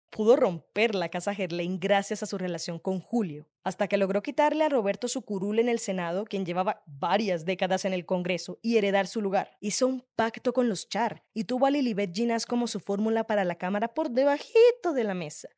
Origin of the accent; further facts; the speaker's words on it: Cartagena, Bolívar, Colombia; soy de Cartagena